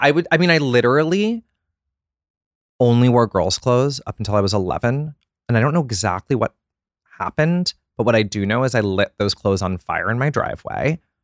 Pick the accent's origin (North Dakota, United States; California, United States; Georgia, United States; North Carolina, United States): Georgia, United States; Atlanta; I grew up in Atlanta, Georgia